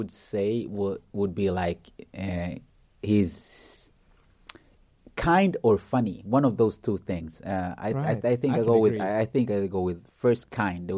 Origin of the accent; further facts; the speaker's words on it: Sweden; also born or lived in Uganda / Kenya; I was born in Uganda, but at the age of only 12 months, we fled to Kenya. Yeah, we fled to Kenya. Then from Kenya, we came to Sweden